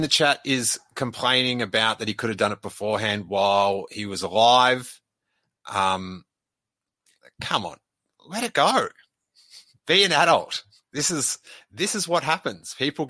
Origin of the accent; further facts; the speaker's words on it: Bristol, South West England, United Kingdom; who was from my hometown of Bristol